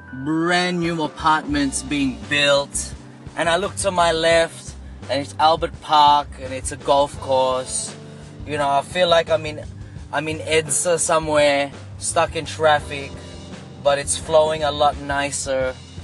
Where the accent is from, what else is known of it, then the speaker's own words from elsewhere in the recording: Philippines; accent: Filipino; now in Australia; but no, I am tunay na Pinoy Straliano.